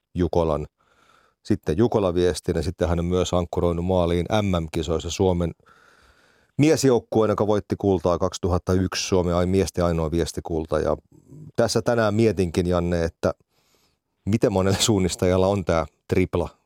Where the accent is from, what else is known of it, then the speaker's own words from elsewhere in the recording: Finland; kotikaupunkini seura Rastikarhut